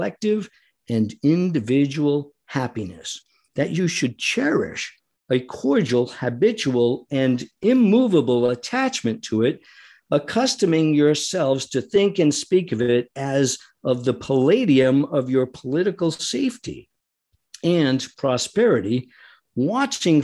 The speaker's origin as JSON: {"language": "English", "country": "United States", "said": "our duty as Americans"}